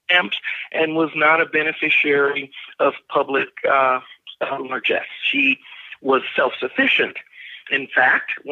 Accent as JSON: {"language": "English", "region": "Texas", "country": "United States", "tie": "born or raised there", "said": "I actually was born and raised in Texas"}